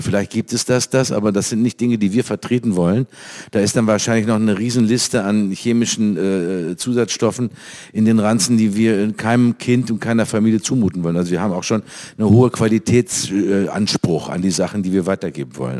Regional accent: North Rhine-Westphalia, Germany; also born or lived in Cologne; bei uns in Nordrhein-Westfalen

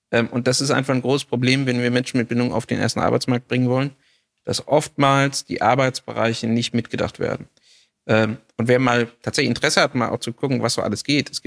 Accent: Hameln, Lower Saxony, Germany; ich komme hier irgendwie aus Hameln, Rattenfängerstadt, alles Altstadt, ja.

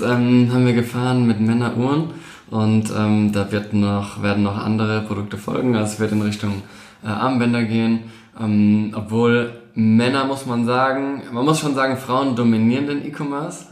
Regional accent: Mannheim, Baden-Württemberg, Germany; moved away; also born or lived in Palatinate; ursprünglich aus Mannheim, in Mannheim geboren, gerade hier um die Ecke.

